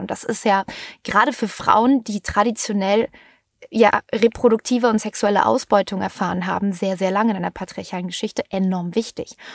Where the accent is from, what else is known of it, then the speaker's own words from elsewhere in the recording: Germany; bei uns in Deutschland